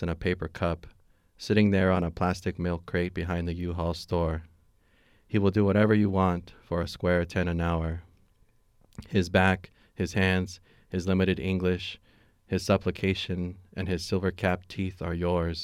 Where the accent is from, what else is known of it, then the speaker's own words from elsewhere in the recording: Fresno, California, United States; I'm from Fresno, California.